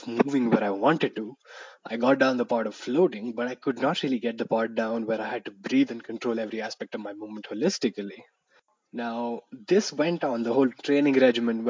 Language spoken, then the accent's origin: English; Madurai, Tamil Nadu, India; from my hometown in Madurai